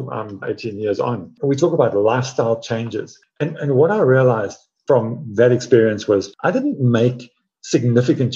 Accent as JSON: {"language": "English", "country": "South Africa", "tie": "born or raised there", "said": "I grew up in Africa, running in the veld, barefoot"}